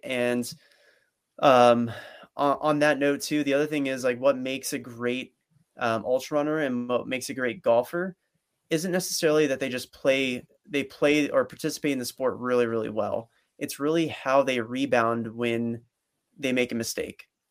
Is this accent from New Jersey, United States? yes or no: yes; Princeton, New Jersey, United States; growing up in Princeton, New Jersey